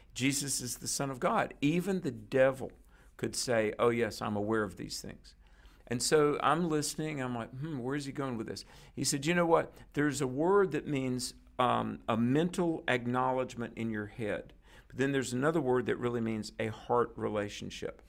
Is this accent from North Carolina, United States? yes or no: yes; North Carolina, United States; my home state is North Carolina